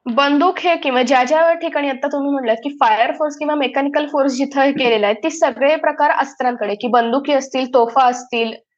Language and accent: Marathi; Ahmednagar, Maharashtra, India; moved away as an adult; also born or lived in Vadodara, India; now in London, United Kingdom; मी मूळची अहमदनगरची आहे आणि लहानपण माझं बारावी पर्यंत मी अहमदनगरमध्येच होते